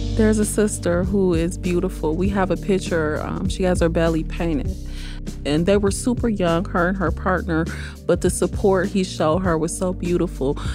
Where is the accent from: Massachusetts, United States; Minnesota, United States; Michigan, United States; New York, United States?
Michigan, United States; Detroit; Born and raised in Detroit, proud to be a Detroit native